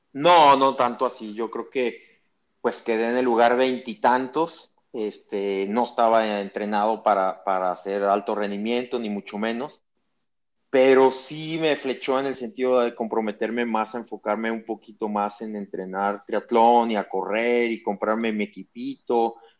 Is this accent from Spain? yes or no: no; Mexico; soy el mejor mexicano